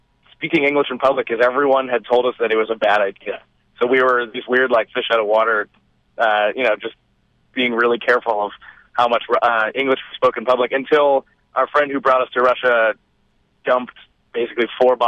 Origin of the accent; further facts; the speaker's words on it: Richmond Hill and Brampton, Ontario, Canada; We grew up in Richmond Hill and Brampton, but now one of us lives in Toronto and the others live outside of the city